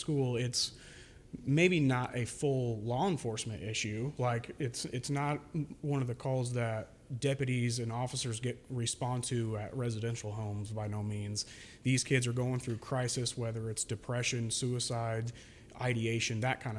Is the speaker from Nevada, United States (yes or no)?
no; Maroa, Illinois, United States; at Moroa, I grew up with a school resource officer there